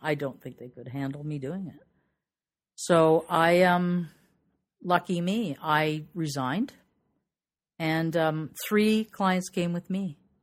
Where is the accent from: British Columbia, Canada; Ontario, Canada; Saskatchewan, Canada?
Ontario, Canada; Toronto; I'm from Toronto, Ontario, Canada